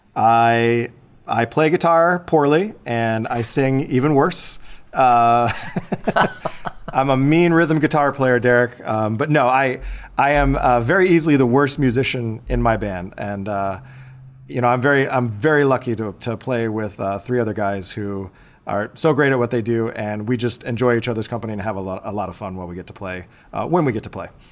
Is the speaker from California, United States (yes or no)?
no; Bourbonnais, Illinois, United States; I was born and raised in Bourbonnais, Illinois. It's just about an hour south of Chicago